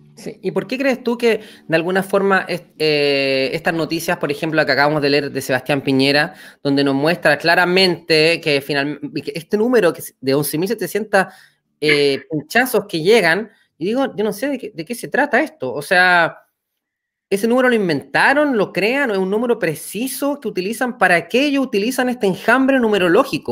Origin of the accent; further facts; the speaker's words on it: Chile; nosotros como pueblo chileno